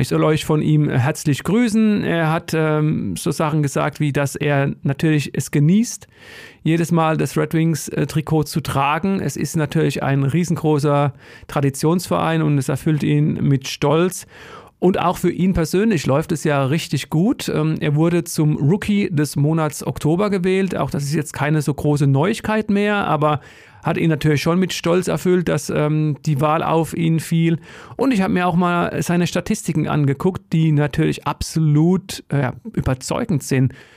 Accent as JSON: {"language": "German", "region": "Odenwald", "country": "Germany", "said": "ich komme aus dem Odenwald."}